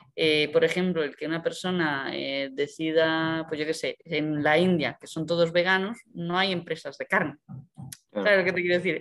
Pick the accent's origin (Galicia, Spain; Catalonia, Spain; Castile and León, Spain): Galicia, Spain; A Coruña; moved away; yo soy de Coruña